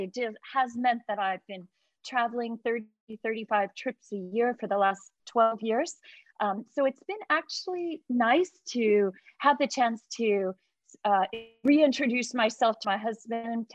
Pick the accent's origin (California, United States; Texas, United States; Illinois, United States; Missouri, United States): California, United States; Sonoma County; moved away as an adult; now in Hong Kong; I grew up in Sonoma County, and of course we have beautiful wineries